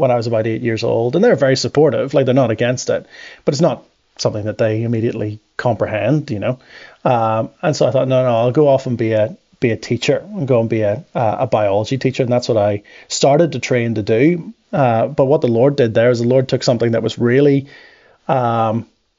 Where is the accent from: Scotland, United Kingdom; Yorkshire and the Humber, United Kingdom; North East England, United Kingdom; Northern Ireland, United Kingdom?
Northern Ireland, United Kingdom; accent: northern; I have a more northern, much like Elder, accent mm-hmm. because my parents divorced when I was small.